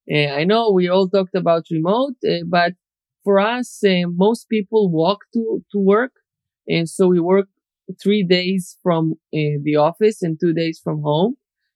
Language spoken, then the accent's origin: English; Israel; also born or lived in Soviet Union; I was born in the Soviet Union, but when I was 3 years old, we came here. So, you know, Russian Jews and then the Soviet Union collapsed and then we moved to Israel, but I've been here for 30 years.